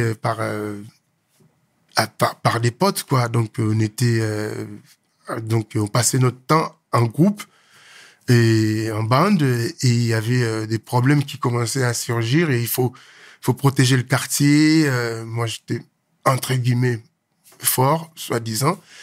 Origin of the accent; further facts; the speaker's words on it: Kinshasa, DR Congo; moved away as an adult; also born or lived in South Africa / Angola / Morocco; je suis né à Kinshasa. Hein. Un petit jeune, un petit Quinois qui est mhm. né, grandi à Kinshasa